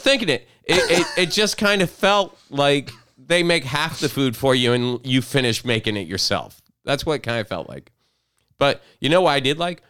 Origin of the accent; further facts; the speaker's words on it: Fort Pierce, Florida, United States; now in Orlando, United States; I was down in Fort Pierce, like, around my hometown